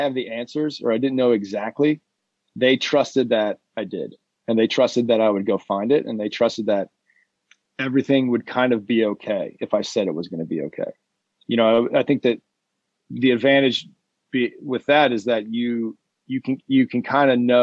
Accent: Ohio, United States; moved away; got a job working somewhere in Ohio, in my hometown

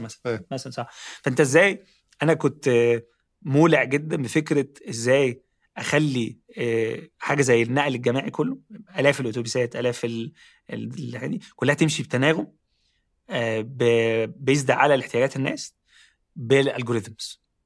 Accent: Ismailia, Ismailia Governorate, Egypt; moved away; also born or lived in Cairo; انا اصلا مش من القاهره يعني انا اصلا من من محافظه جنب القاهره اسمها اسماعيليه

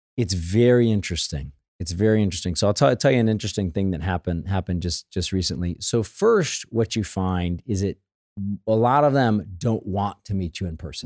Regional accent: St. Louis, Missouri, United States; When I was a kid, right, growing up in Saint Louis, we had the Saint Louis Post Dispatch in our house

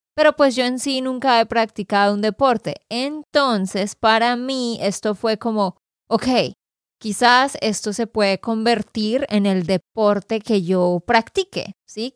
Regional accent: Santander, Colombia; de Santander, Colombia

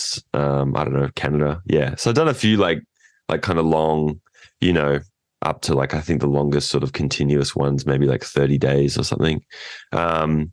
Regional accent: inland from Port Macquarie, New South Wales, Australia; now in California, United States; we are from Australia, New South Wales, north of Sydney

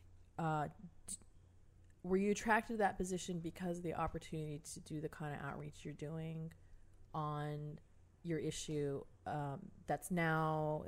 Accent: Southern California, United States; now in New Orleans, United States; I grew up in California with about Southern California with about 250,000 Vietnamese Americans

